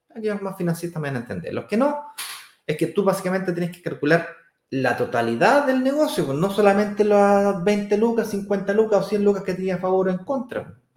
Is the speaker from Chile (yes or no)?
yes; Santiago, Santiago Metropolitan Region, Chile; es justamente donde yo nací, que es Manquehue con Apoquindo. Ahí nací yo, donde está la Manque.